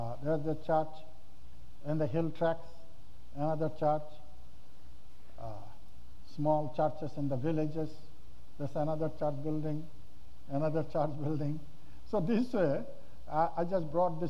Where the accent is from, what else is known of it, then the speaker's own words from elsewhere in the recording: Bangladesh; This is my hometown church